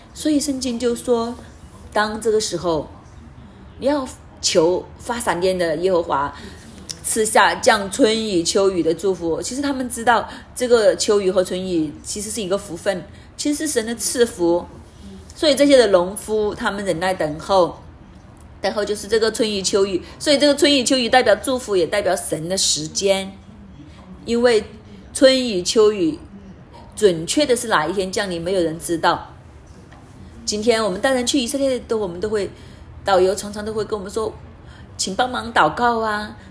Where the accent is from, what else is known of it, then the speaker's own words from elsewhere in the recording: Hong Kong; moved away; also born or lived in Canada; 我们香港人， 我们记得当时我们去到加拿大